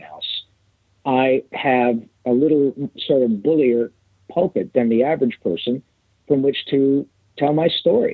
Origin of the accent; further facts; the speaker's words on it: Michigan, United States; I grew up playing hockey in Michigan